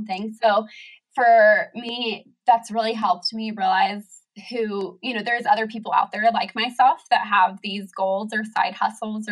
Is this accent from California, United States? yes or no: yes; San Diego, California, United States; moved away as an adult; now in Oregon, United States; I grew up in San Diego and I lived there all through college.